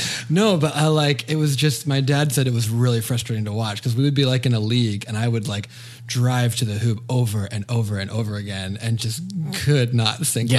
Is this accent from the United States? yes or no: yes; Santa Barbara, California, United States; I grew up in Santa Barbara, California.